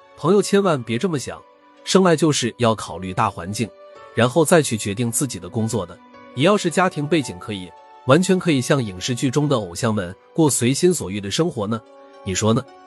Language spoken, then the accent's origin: Chinese; China; 我是中国人